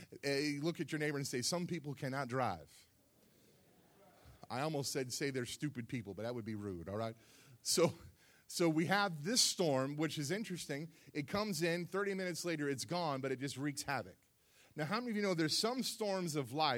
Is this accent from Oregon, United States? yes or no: no; South Florida, United States; moved away; I grew up in South Florida